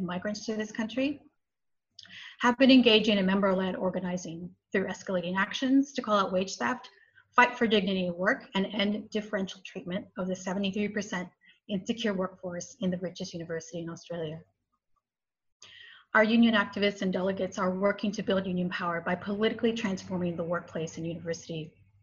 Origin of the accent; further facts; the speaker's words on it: United States; moved away; I'm Mexican American